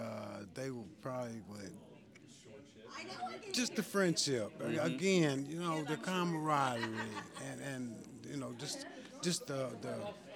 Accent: Mount Sterling, Kentucky, United States; also born or lived in Cincinnati, Ohio; I grew up in Mount Sterling, Kentucky.

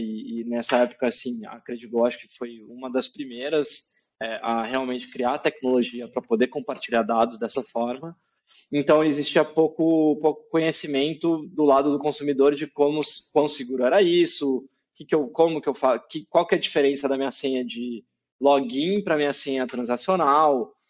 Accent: Campinas, São Paulo, Brazil; moved away as an adult; now in São Paulo, Brazil; Eu tô aqui em São Paulo agora, mas eu sou de Campinas, interior de São Paulo. É, cresci lá, né? Dos, até os 18 anos eu morei em Campinas

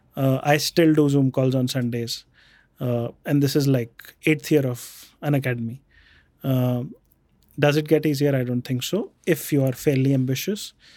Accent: Jaipur, Rajasthan, India; also born or lived in Bikaner; So, we grew up in Jaipur. I was born in Bikaner. Then we grew up in, uh, Jaipur.

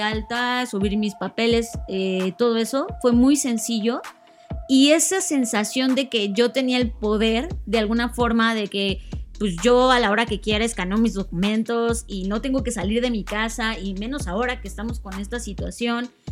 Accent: Mexico; somos mexicanos

